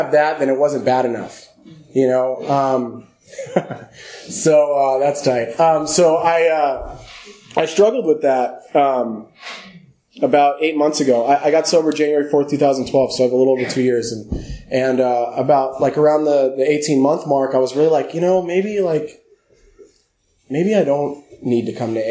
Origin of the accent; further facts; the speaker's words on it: Los Angeles, California, United States; I grew up in Los Angeles.